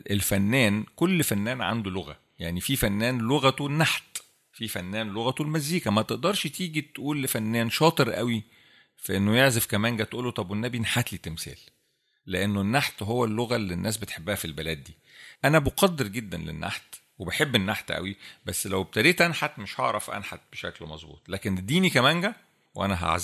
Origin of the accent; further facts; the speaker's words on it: Egypt; احنا كمصريين مشهورين بالحته دي عندنا